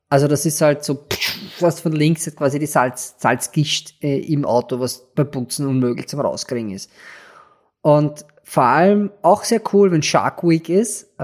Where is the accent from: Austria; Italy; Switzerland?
Austria; aber man erschrickt halt als Österreicher, was, hast du mit einem Haifisch zu tun?